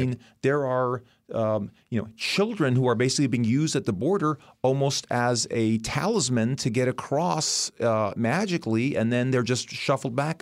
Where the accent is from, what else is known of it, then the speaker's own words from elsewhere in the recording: United States; as an American